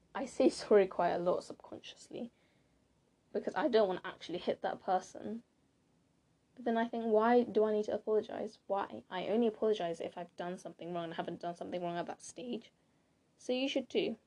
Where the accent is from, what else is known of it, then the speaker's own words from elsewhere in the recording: United Kingdom; I am British. Ish. Well, I'm Blasian, if you didn't know. So, my parents, my dad is from Ghana and my mom's from Japan.